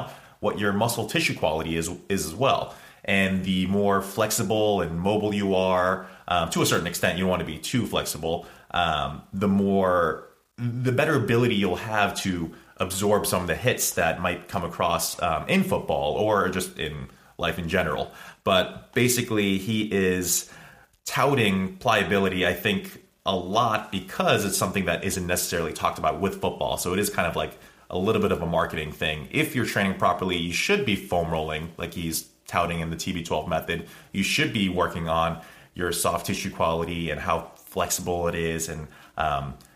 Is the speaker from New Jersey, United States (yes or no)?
yes; New Jersey, United States; also born or lived in New York; I was born in New York, raised in Jersey